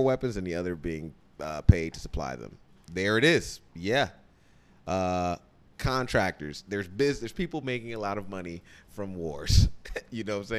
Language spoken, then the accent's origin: English; Illinois, United States; I'm from Illinois